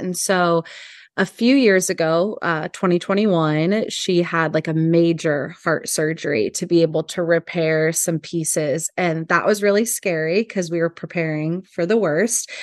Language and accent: English; Hanover, Kansas, United States; moved away as an adult; also born or lived in Los Angeles, California; now in Lincoln, United States; I'm originally from Kansas